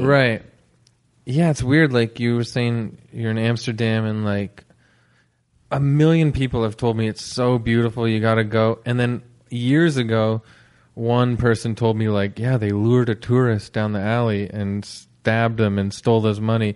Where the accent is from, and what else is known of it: Canada